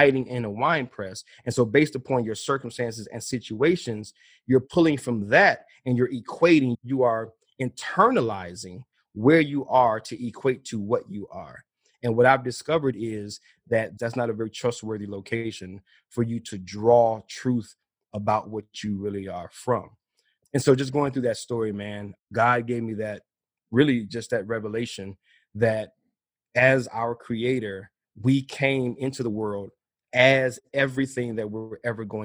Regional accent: Midwest, United States; I'm from the Midwest

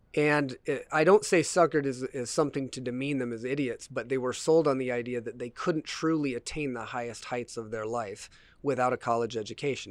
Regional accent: United States

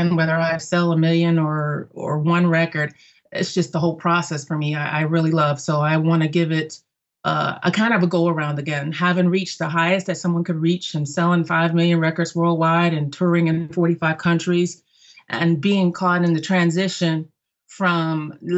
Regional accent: Germany; My mom sang as I grew up in Germany, so my mother often performed at the military clubs.

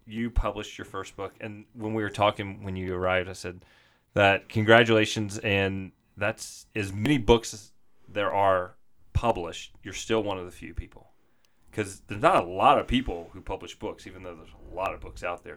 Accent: the South, United States; moved away; also born or lived in Arizona; I grew up in the South

